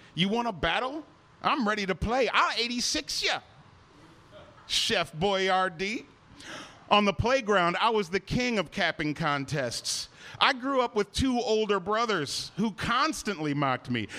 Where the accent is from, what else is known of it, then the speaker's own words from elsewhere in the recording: Cleveland, Ohio, United States; moved away as an adult; also born or lived in Chicago; my hometown Cleveland Cavaliers